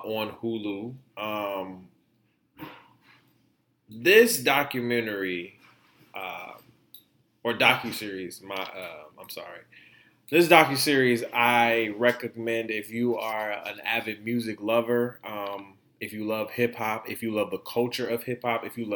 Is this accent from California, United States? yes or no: no; Detroit, Michigan, United States; people from my town, my hometown